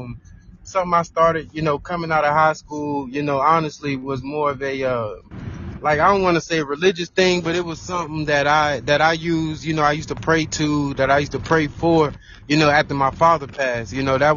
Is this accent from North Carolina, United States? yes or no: yes; Laurinburg, North Carolina, United States; moved away; I was born in North Carolina, man, and in the Lawrenceburg area, you know, so that's kind of like that Scotland County area where Eddie Whitley is from.